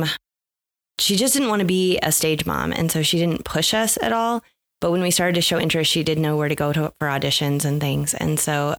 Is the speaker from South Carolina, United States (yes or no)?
no; Omaha, Nebraska, United States; born and raised in Omaha